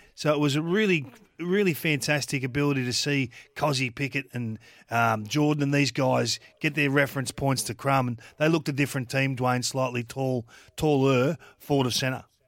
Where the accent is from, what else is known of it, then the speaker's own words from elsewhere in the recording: Kilmore, Victoria, Australia; I grew up in Kilmore, just out of Kilmore, and that was the Trots mecca